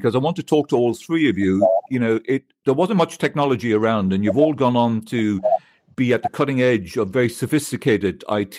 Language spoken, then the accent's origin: English; Munster, Ireland; because I'm from Munster